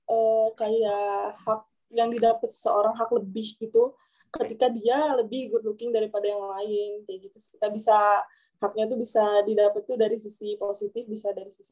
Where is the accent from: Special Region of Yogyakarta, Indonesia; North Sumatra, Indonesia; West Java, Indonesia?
West Java, Indonesia; Bandung; also born or lived in Surabaya; terus jadi gedenya di Bandung, semenjak kuliah aku di Surabaya kayak gitu.